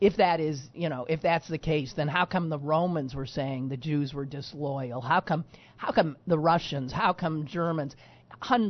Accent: United States; I'm an American

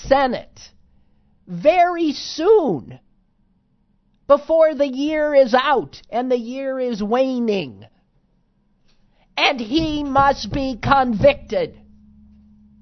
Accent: United States; I'm an American.

